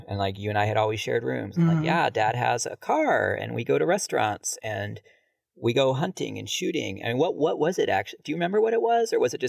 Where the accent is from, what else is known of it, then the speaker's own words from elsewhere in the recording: Ohio, United States; born there; But I was born in Ohio, so I was born in 72.